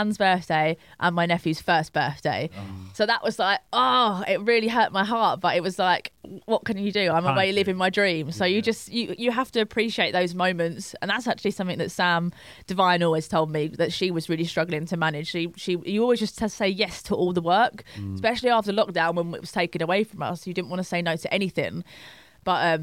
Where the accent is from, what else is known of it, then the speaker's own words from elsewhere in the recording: London, United Kingdom; It's my hometown.